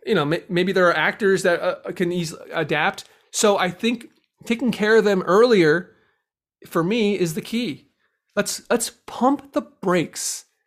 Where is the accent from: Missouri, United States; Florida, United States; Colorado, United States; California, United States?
California, United States; Los Angeles; also born or lived in Chicago; I'm from Los Angeles